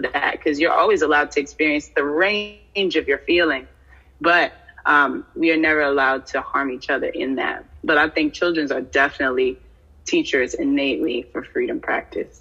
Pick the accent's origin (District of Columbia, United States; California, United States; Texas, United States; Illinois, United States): District of Columbia, United States; Washington; also born or lived in New York; now in Detroit, United States; I was born in uh, the DMV and raised between New York and the DC area.